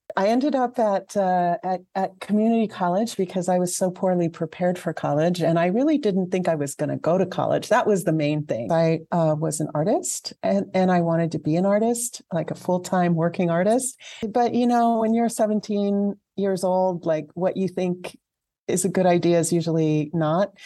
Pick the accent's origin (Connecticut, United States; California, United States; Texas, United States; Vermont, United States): California, United States; Alhambra; moved away as an adult; also born or lived in Santa Fe, New Mexico; I grew up in Southern California in a town called Alhambra